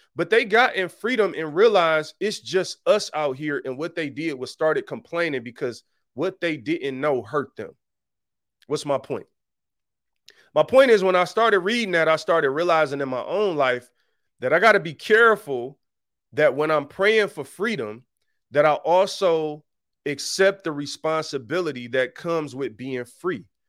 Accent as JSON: {"language": "English", "town": "Detroit", "region": "Michigan", "country": "United States", "tie": "born or raised there", "said": "I'm really from Detroit. I'm, like, really from there. I really know how it is growing up on that level."}